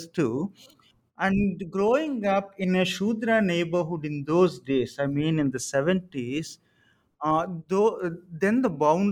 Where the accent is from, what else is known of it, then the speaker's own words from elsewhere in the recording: Samalkot, Andhra Pradesh, India; I was born in Samalkot on the southeast coast of Andhra Pradesh